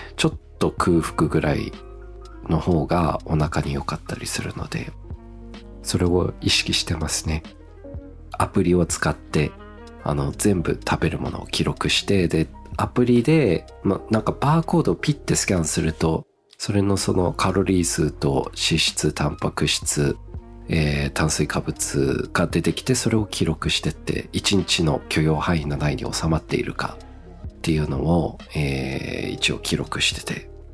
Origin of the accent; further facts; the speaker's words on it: Australia; 僕の実家のオーストラリアで